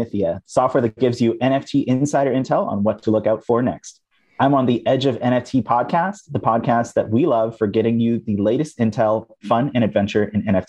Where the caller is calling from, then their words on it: San Francisco, California, United States; I'm in San Francisco.